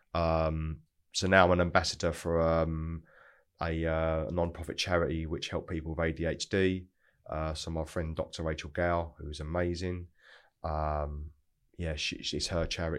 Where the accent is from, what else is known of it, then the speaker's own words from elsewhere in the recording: Broxbourne, East of England, United Kingdom; also born or lived in North London; I grew up in Hertfordshire, which is really really nice part of the world. A place called Broxbourne